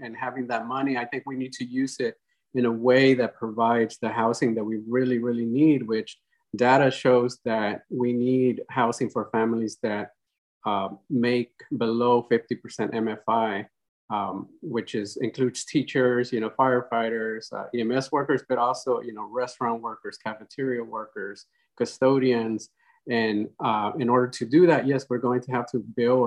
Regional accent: Austin, Texas, United States; also born or lived in Mexico; I'm originally from Mexico, but I arrived here in Austin when I was 8 years old, and I live in Montopolis. That's where I grew up

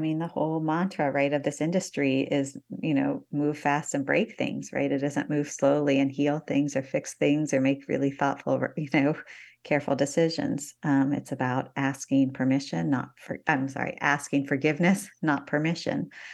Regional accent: Northeast Ohio, United States; moved away; I grew up in Northeast Ohio in the nineteen eighties

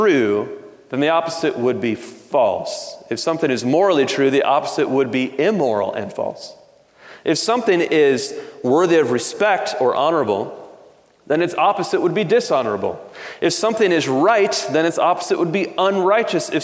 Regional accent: Detroit, Michigan, United States; I grew up in Detroit

